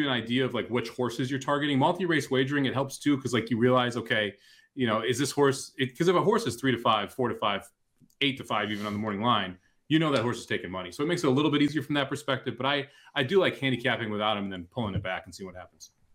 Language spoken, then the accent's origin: English; St. Louis, Missouri, United States; it was Emo's and White Castle growing up in Saint Louis